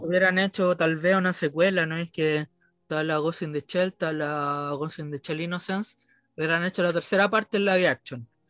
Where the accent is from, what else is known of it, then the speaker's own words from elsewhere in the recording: Chile; cuando chico no creía que en Chile no había nada